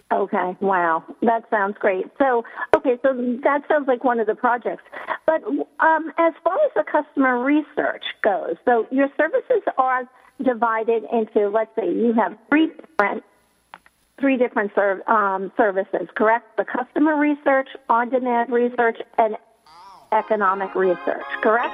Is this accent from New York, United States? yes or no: yes; New York City, New York, United States; a New Yorker who was living in Manhattan during 9 11